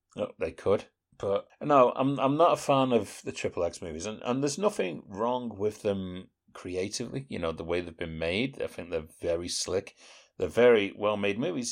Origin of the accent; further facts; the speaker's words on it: United Kingdom; we're British Philistines